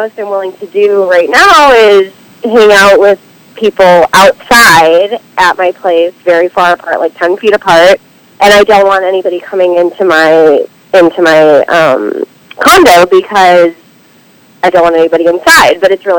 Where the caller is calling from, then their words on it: Los Feliz, California, United States; I'm in Los Feliz, California.